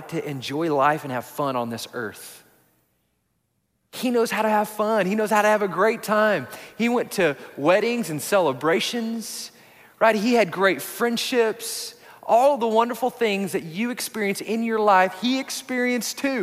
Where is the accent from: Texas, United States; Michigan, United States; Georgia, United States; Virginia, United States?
Texas, United States; Odessa; also born or lived in Houston, Texas; So when I was a kid, we moved to Houston. We moved from Odessa, Texas, all the way to Houston